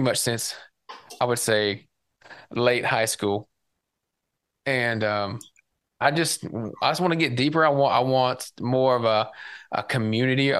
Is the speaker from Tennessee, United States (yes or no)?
yes; Tennessee, United States; growing up in Tennessee and being a country boy